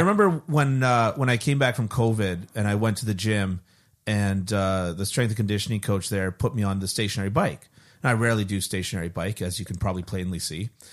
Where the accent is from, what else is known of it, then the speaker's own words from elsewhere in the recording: Canada; as a Canadian, as a born and raised Canadian